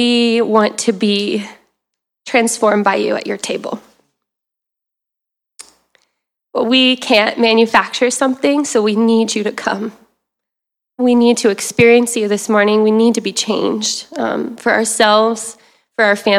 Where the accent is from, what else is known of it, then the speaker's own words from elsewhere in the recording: the South, United States; if you heard the y'all, I'm from the South